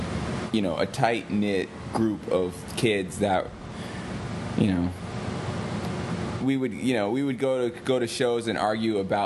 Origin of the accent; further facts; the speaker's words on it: New York, United States; I'm from New York. 16-year-old, Lower East Side, Washington